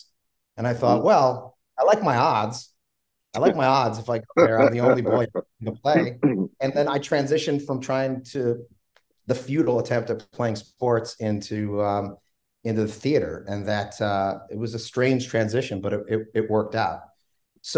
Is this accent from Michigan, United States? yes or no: no; Philadelphia, Pennsylvania, United States; I grew up in South Philadelphia, about a mile away from the stadiums